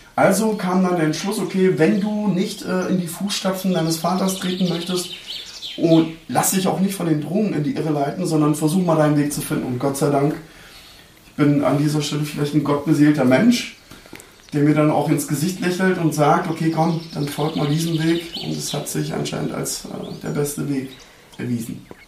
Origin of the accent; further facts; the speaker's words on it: Neukölln, Berlin, Germany; moved away; meinem Heimatbezirk Neukölln